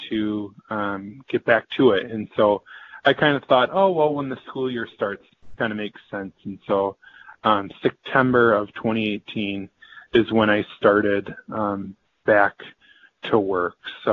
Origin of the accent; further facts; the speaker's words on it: Central Wisconsin, United States; I am from Central Wisconsin area